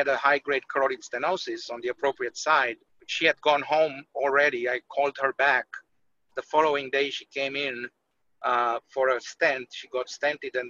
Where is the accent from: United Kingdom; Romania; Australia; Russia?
Romania; now in United States; I'm from Romania